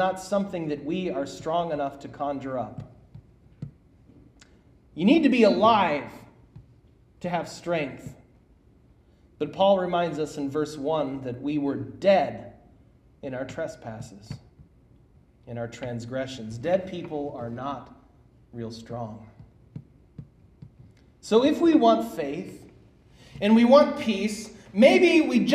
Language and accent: English; Minnesota, United States; now in Bullhead City, United States; my hometown of Minnesota